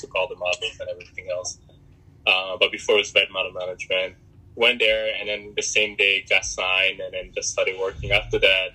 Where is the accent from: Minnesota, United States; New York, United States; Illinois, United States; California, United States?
New York, United States; English is a second language; also born or lived in Republic of Congo / North Carolina / Philadelphia; I was I was mostly raised in New York, um, from like eleven till basically now. Um, New York is like my home